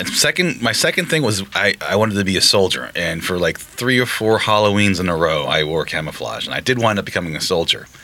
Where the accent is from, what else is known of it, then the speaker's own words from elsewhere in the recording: Patchogue, New York, United States; English is a second language; I am an ESL kid, actually. English is my second language. So I remember my parents taking me to the Patchogue Medford Library